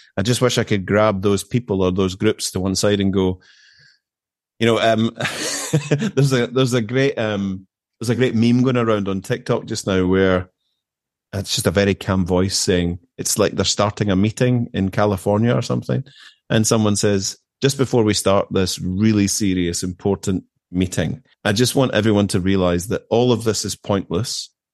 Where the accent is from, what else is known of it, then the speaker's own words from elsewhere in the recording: Erskine, Scotland, United Kingdom; moved away as an adult; also born or lived in Glasgow / Kemnay, Aberdeenshire; now in Aberdeenshire, United Kingdom; I grew up in Erskine, which is about twelve, fifteen miles outside of Glasgow.